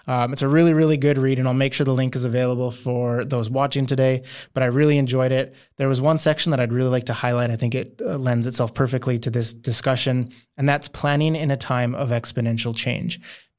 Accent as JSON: {"language": "English", "country": "Canada", "said": "As a Canadian, I grew up on the ice, so that's perfect."}